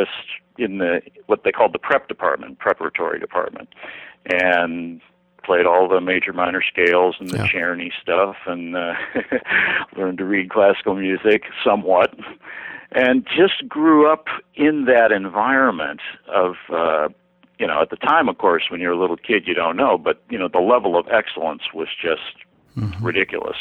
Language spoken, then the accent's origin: English; Rochester, New York, United States; I was born and raised in Rochester, New York, which is upstate